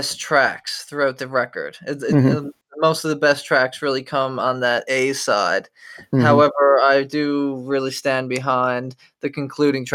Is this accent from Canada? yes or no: yes; Canada; as Canadians